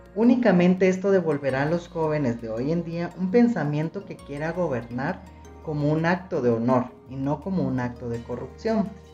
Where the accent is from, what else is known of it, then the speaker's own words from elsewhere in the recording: Guatemala; Como guatemaltecos realmente le hemos visto la cara a la corrupción